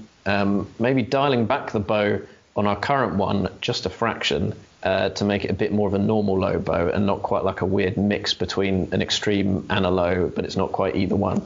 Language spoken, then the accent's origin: English; England, United Kingdom; We're English ourselves